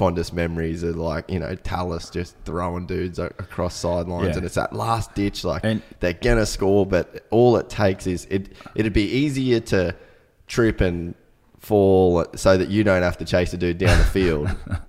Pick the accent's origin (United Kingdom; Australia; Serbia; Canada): Australia; Cairns, Queensland; like I'm from Cairns